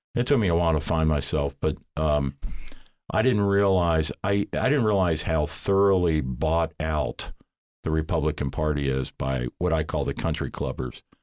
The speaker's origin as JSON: {"language": "English", "town": "Cincinnati", "region": "Ohio", "country": "United States", "tie": "born or raised there", "moved": "yes", "lives_now": "Columbus, United States", "said": "I grew up in Cincinnati"}